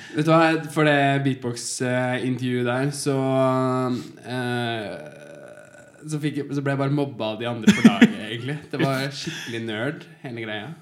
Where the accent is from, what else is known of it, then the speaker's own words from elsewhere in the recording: Rjukan, Vestfold og Telemark, Norway; jeg er fra Rjukan